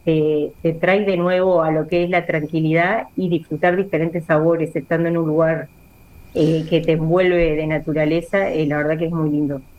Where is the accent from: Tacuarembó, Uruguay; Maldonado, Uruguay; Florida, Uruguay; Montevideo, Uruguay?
Montevideo, Uruguay; moved away; also born or lived in La Paz, Colonia; soy oriunda de Montevideo